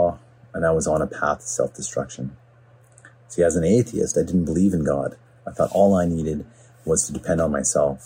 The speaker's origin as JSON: {"language": "English", "town": "Smithers", "region": "British Columbia", "country": "Canada", "tie": "born or raised there", "also_born_or_lived": "Vancouver", "moved": "yes", "lives_now": "Port Coquitlam, Canada", "said": "I'm from a small town in central BC called Smithers. I moved to Vancouver in 1996, and I currently reside in Port Coquitlam. See, growing up in Smithers was a great place to be raised."}